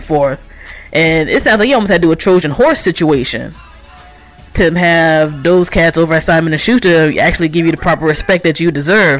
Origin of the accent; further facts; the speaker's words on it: D.C. Metro, District of Columbia, United States; I hear you represent my home area of the D.C. Metro.